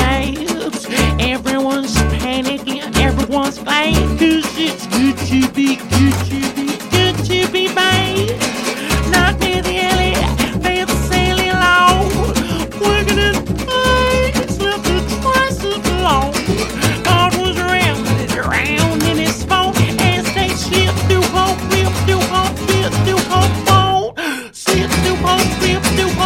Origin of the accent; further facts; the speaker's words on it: Puerto Rico; moved away as an adult; now in United States; I'm from Puerto Rico